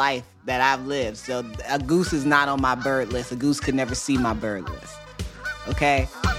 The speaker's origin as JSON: {"language": "English", "region": "Midwest", "country": "United States", "tie": "born or raised there", "said": "I grew up in the Midwest."}